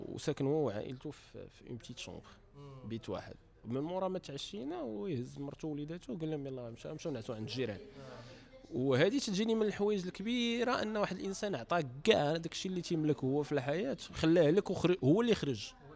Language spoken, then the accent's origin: Arabic; Casablanca, Casablanca-Settat, Morocco; انا ولد المغرب كذا ولد كازا